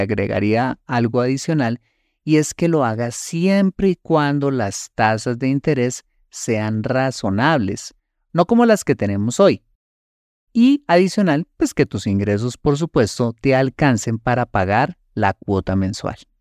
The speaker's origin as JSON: {"language": "Spanish", "country": "Colombia", "said": "los colombianos"}